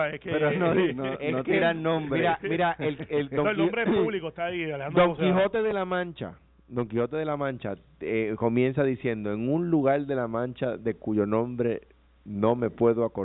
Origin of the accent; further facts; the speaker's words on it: Puerto Rico; yo, soy un puertorriqueño, con ciudadanía americana, que no es lo mismo.